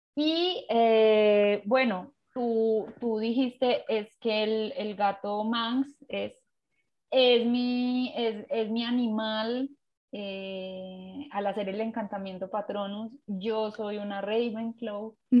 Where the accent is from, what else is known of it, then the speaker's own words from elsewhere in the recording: Pereira, Risaralda, Colombia; soy de Colombia, de Pereira